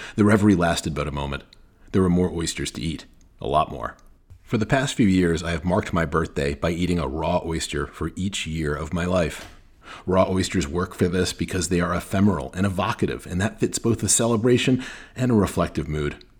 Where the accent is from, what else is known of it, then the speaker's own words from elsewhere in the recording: New England, United States; moved away as an adult; now in New Orleans, United States; When I was growing up in New England